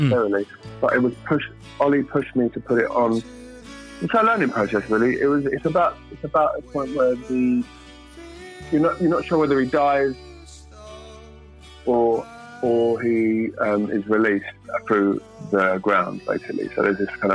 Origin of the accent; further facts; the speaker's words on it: London, United Kingdom; I'm from Southeast London